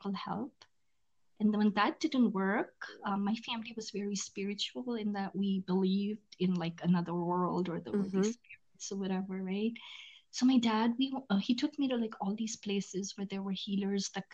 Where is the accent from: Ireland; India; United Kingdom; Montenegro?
India; moved away as an adult; now in United States; I was born and raised in India. I moved to the US when I was 19 years old